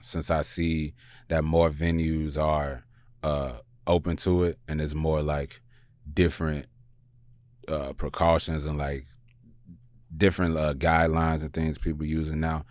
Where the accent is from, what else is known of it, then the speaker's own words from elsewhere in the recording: Chicago, Illinois, United States; moved away; also born or lived in New York; I'm from Chicago